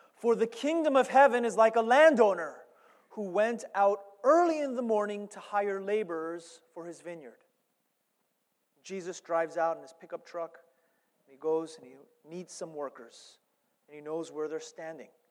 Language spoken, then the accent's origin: English; New York, United States; I'm from New York